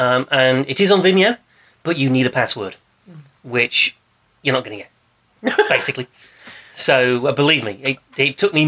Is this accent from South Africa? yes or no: no; United Kingdom; We're British. It wasn't on the telly here.